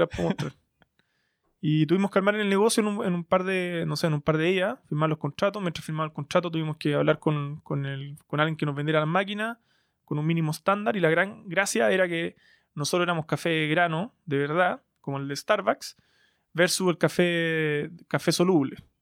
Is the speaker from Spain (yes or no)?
no; Santiago, Santiago Metropolitan Region, Chile; Soy un, soy un emprendedor chileno de, Santiago